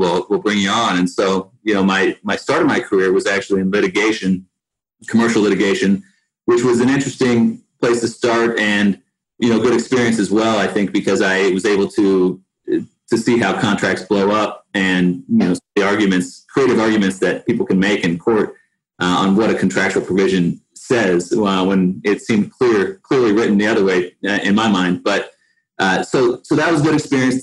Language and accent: English; Denver, Colorado, United States; also born or lived in East Coast; I grew up in Denver for the most part and bounced around a little bit on the East Coast when I was really young. But grew up in Denver